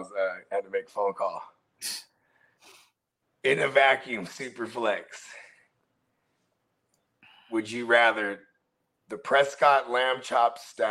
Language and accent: English; Philippines; I'm Filipino